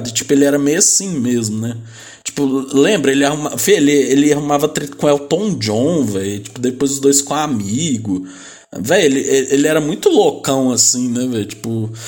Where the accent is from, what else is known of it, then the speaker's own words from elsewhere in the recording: Northeast Region, Brazil; Eu sou do Nordeste, ele é do Sul.